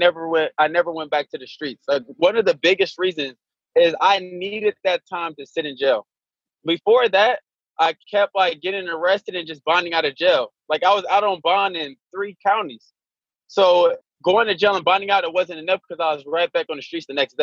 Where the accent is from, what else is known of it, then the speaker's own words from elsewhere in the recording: Indianapolis, Indiana, United States; I grew up in Indianapolis